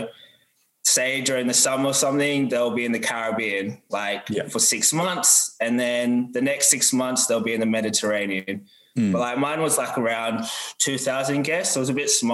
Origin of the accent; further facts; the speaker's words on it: Perth, Western Australia, Australia; I'm from Perth, so I lived in Perth pretty much like my whole life